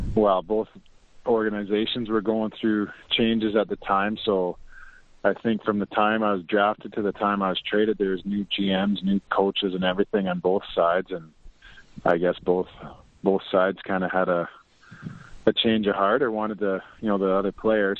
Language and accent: English; Lloydminster, Canada; right close to Lloydminster, my hometown